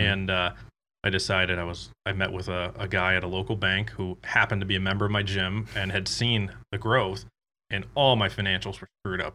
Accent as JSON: {"language": "English", "region": "Michigan", "country": "United States", "also_born_or_lived": "Davenport, Iowa", "moved": "as an adult", "said": "I'm actually from Michigan"}